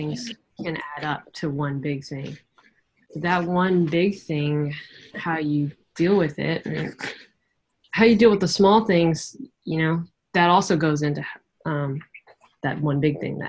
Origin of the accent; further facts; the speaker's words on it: Santa Barbara, California, United States; Santa Barbara, which is my hometown